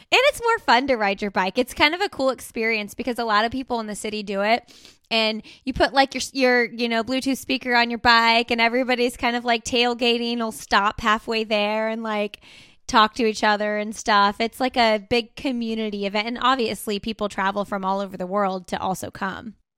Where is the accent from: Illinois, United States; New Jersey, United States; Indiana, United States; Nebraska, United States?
Indiana, United States; Indianapolis; moved away; I'm from Indianapolis, so we go to the Indy five hundred every year